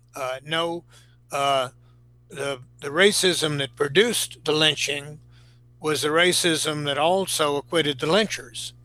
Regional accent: Greenville, South Carolina, United States; a young man uh, from Greenville, South Carolina, my hometown

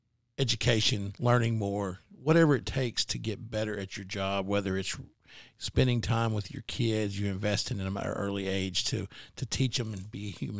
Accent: Greenbrier, Arkansas, United States; Now, Clint, me and Matt, we're from Greenbrier.

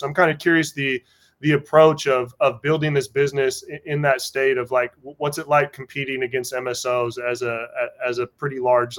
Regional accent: Pacific Northwest, United States; I come from Pacific Northwest

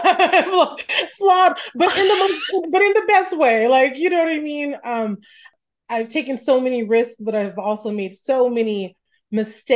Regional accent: Stockton, California, United States; I grew up in Stockton, came from a very humble background

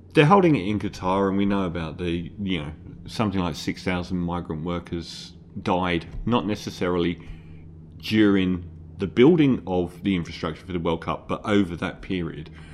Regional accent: London, United Kingdom; I'm from East Ham

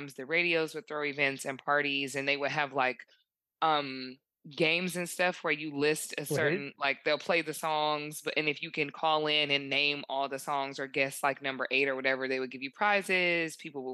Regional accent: Detroit, Michigan, United States; I'm from Detroit.

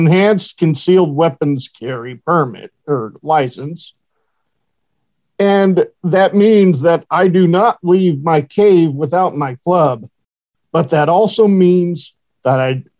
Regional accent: Horseshoe Bend, Idaho, United States; moved away; my hometown of Horseshoe Bend, Idaho. Now, that's a rinky-dink town, 700 people.

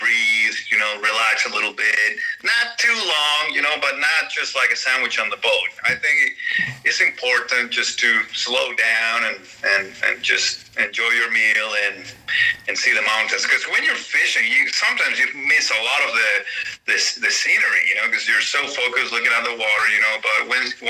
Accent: Santiago, Santiago Metropolitan Region, Chile; moved away as an adult; now in southern Chile; I grew up near in Santiago area in the capital

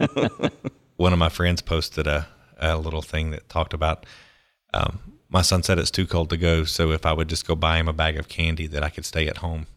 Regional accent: Pensacola, Florida, United States; I grew up in Pensacola, Florida

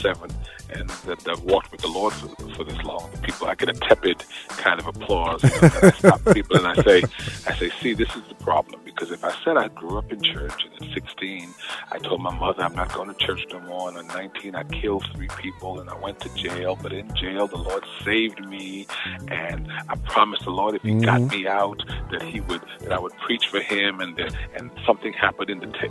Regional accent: New York City, New York, United States; also born or lived in Bed-Stuy, Brooklyn / Queens; I was in Beverly Road in East Flatbush. That's where I did most of my growing up

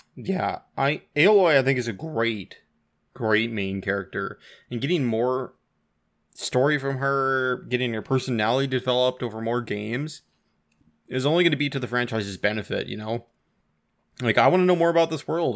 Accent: Washington, United States; now in Canada; I grew up in Washington and I haven't been back, I think now in nine years.

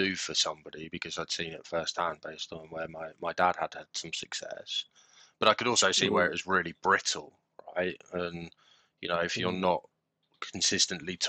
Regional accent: Bracknell, South East England, United Kingdom; also born or lived in South Africa; And then we were outside of London. So I was basically in what I would describe as sort of tech UK, Bracknell.

